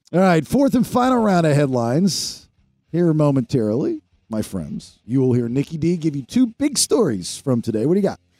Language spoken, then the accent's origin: English; Maryland, United States; growing up in Maryland